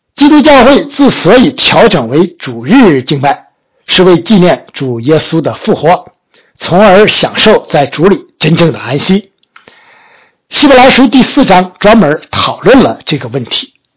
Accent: China; 我们中国人

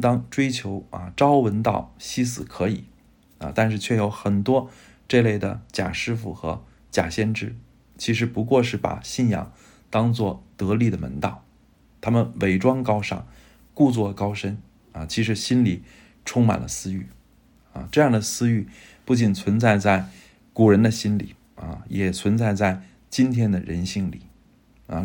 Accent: China; 我们中国人，呃，真的会选择基督，而不会选择希特勒

